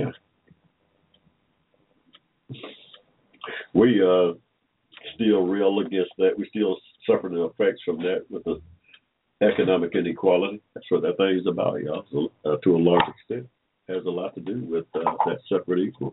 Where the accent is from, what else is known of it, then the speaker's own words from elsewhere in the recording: Henry County, Georgia, United States; also born or lived in Atlanta, Georgia; We was born here in Georgia in 1945. Without, I like to say, in Henry County, Georgia, y'all, right in the middle of a cotton field.